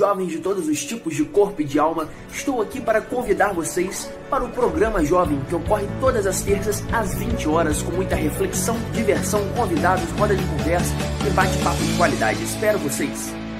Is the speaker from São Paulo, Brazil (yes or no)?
no; Muriaé, Minas Gerais, Brazil; moved away; diretamente da minha cidade natal, Muriaé, Minas Gerais